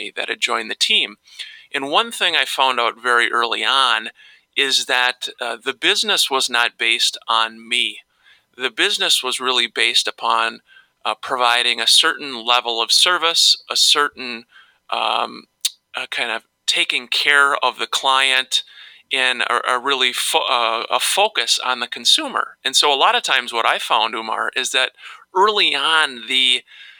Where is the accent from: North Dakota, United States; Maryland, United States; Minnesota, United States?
Minnesota, United States; Minneapolis–Saint Paul; I grew up here in the Twin Cities